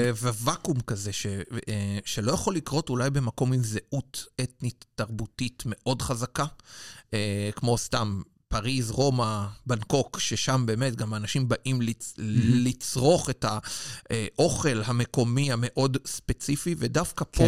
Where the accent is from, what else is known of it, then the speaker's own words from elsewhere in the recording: Israel; now in London, United Kingdom; אני מישראל